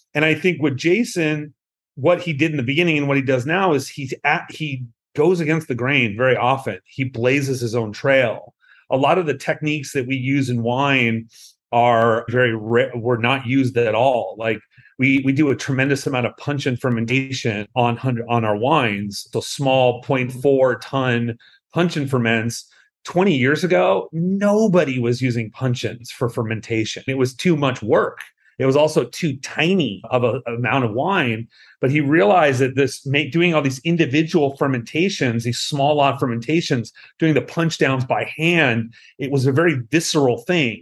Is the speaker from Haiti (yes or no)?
no; Southern California, United States; I'm from Southern California